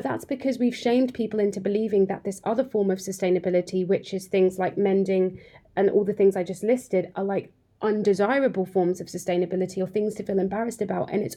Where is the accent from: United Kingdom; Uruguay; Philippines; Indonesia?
United Kingdom; Cambridge, East of England; I grew up in Cambridge, and to be honest, when I grew up in Cambridge, we had a high street